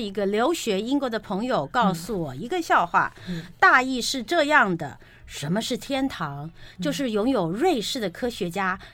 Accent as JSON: {"language": "Chinese", "region": "Taipei", "country": "Taiwan", "said": "像我住在台北市嘛，对了。我们都台北人"}